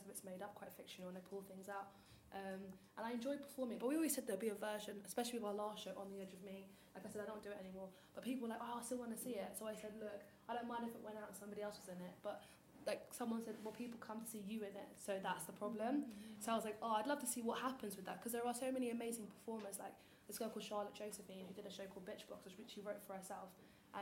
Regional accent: Nigeria; because I'm Nigerian

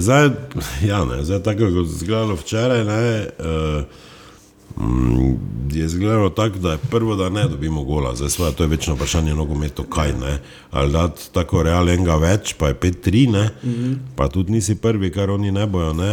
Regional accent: Styria, Slovenia; Štajerci smo

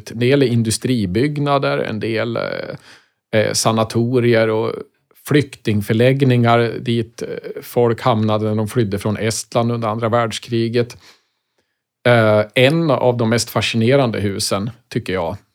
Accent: Västmanland, Sweden; Och allt började naturligtvis hemma i Västmanland. Eh, varje morgon när jag var liten så åkte jag skolbuss och från fönstret på bussen så kunde jag då se ett gammalt hus stå i vägkanten.

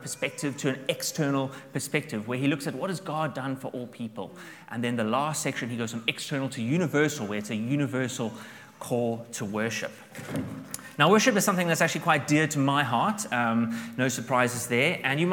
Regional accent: South Africa; now in Dublin, Ireland; I'm from South Africa, so we are big camping fans

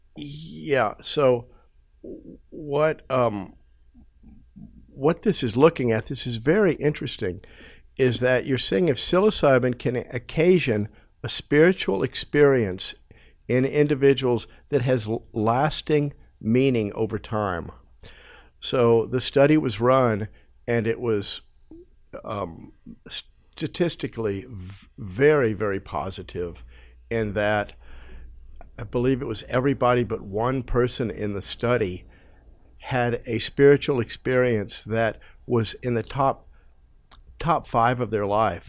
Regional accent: United States; growing up in America watching T V

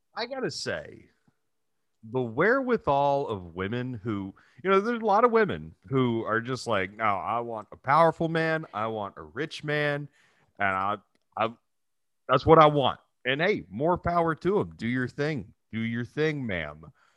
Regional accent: Texas City, Texas, United States; moved away; also born or lived in Dallas; my hometown. I was just in Texas City

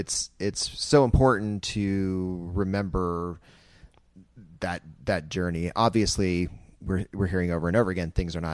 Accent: Winter Park, Florida, United States; I was born in Winter Park

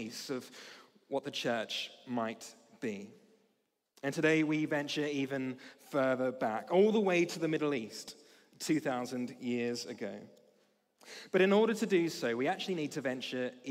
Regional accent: Australia; now in United Kingdom; As an Australian

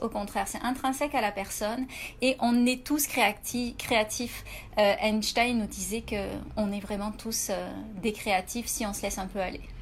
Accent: France; moved away as an adult; now in Canada

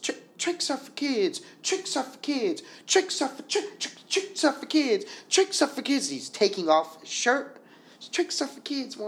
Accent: Chicago, Illinois, United States; I grew up on Monticello and Palmer in Chicago.

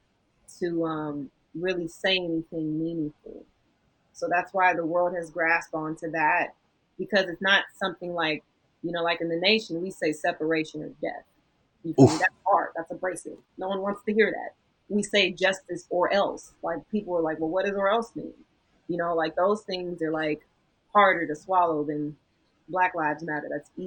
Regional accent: United States; also born or lived in Los Angeles; as an American

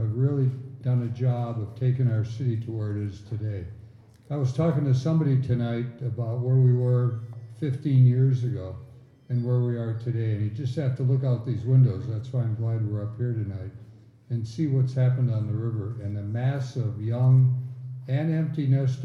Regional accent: Milwaukee, Wisconsin, United States; I grew up in Milwaukee

